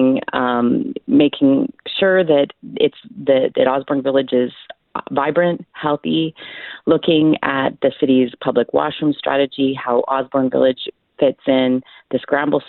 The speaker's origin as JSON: {"language": "English", "town": "Ottawa", "region": "Ontario", "country": "Canada", "tie": "born or raised there", "also_born_or_lived": "Toronto / Montreal", "moved": "yes", "lives_now": "Winnipeg, Canada", "said": "I grew up in Ottawa."}